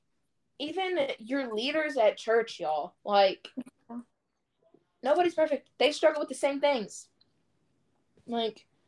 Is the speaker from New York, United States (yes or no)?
no; Louisville, Kentucky, United States; I am born and raised in Louisville, Kentucky